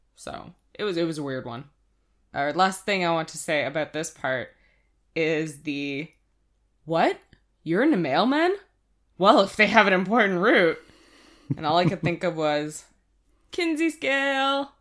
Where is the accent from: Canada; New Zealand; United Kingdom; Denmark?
Canada; we're Canadian